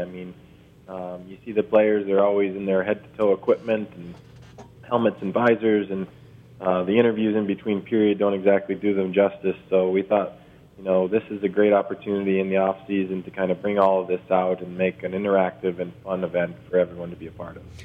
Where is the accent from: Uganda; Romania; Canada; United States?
Canada; Toronto, Ontario; born or raised there